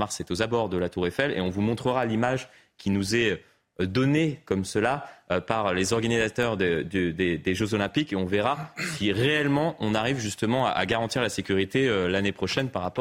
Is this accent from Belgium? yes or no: no; Paris, Île-de-France, France; j'ai pris l'habitude, de, même ben, en grandissant à Paris, à regarder derrière moi